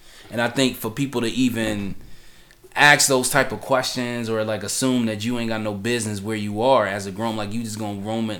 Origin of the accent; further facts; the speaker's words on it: Cleveland, Ohio, United States; I'm in Cleveland, and I saw more than a few situations that I felt active towards, but it was very much aware that even though this is my hometown